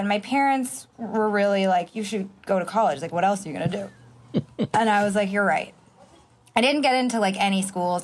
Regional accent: Marin County, Bay Area, California, United States; also born or lived in Santa Monica, California; I moved to the Bay Area though when I was an infant. So I think I was six or nine months old when my parents moved to Marin County, which is across the Golden Gate Bridge

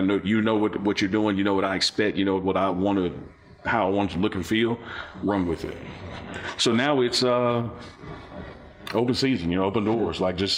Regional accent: Mississippi, United States; born there; So when people ask me where something starts, I was born in Mississippi.

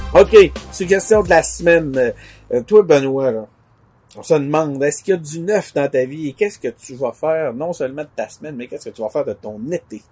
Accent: Quebec City, Quebec, Canada; nous-mêmes, on est de Québec

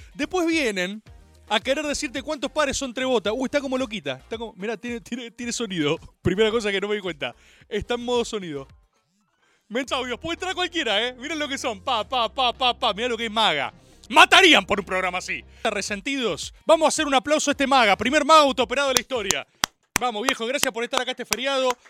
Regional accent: Argentina; Jugué béisbol como todo argentino de bien

